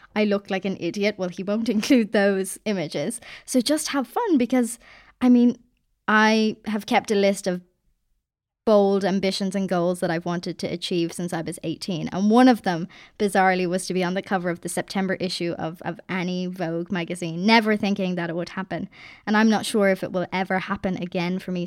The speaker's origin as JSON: {"language": "English", "country": "Ireland", "also_born_or_lived": "Dublin", "said": "I'm Irish"}